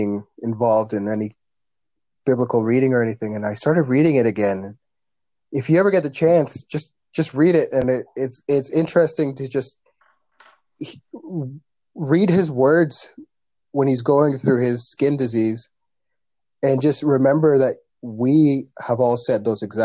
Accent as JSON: {"language": "English", "country": "Canada", "tie": "born or raised there", "first_language": "English", "said": "my first language is English. I was raised here in Canada."}